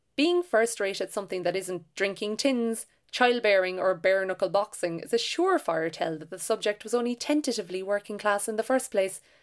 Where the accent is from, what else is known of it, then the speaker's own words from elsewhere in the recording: Ireland; I am an Irish novelist and short story writer from a working class background.